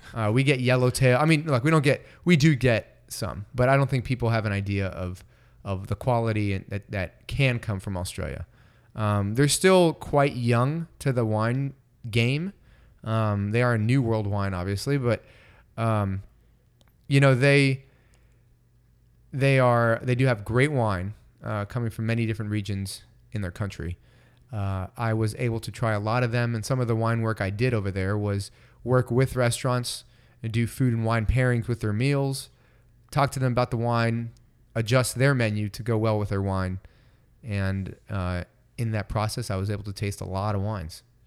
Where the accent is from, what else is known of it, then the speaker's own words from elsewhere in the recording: Bay Area, California, United States; growing up in the Bay Area